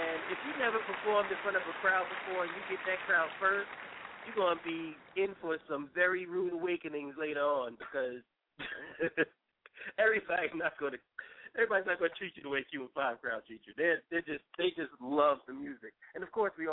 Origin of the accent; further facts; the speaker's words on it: New York City, New York, United States; I'm from Brooklyn